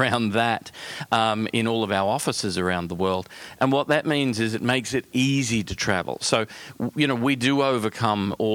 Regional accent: Australia; accent: Australian; Being Australian, which is where the accent comes from

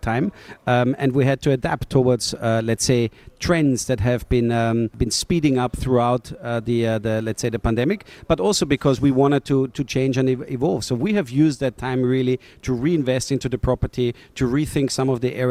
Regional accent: Austria; now in Portugal; Austria, my home country

